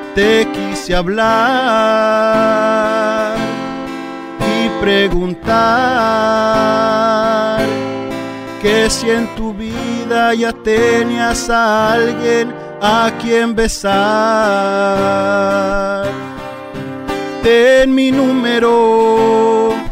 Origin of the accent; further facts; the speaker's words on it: Orange County, California, United States; yo soy nacido aquí en Orange County